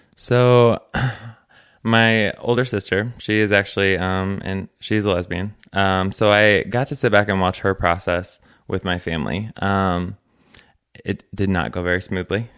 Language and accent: English; Gillespie, Illinois, United States; I grew up in Gillespie, Illinois